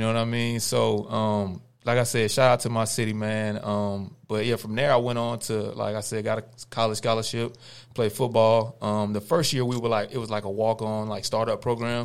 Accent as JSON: {"language": "English", "town": "Cordell", "country": "United States", "tie": "born or raised there"}